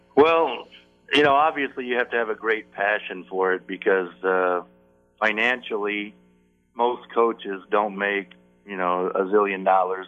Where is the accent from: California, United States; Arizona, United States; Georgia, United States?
Arizona, United States; Phoenix; I, I grew up in Phoenix at, at a time when Phoenix was really a small